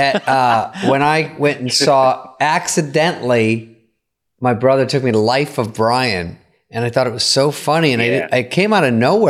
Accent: Phoenix, Arizona, United States; born or raised there; also born or lived in Bloomfield Hills, Michigan

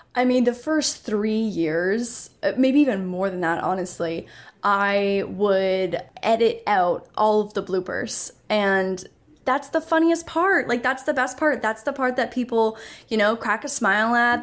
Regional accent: Canada; also born or lived in Toronto; I'm Canadian, so I was in Toronto for university

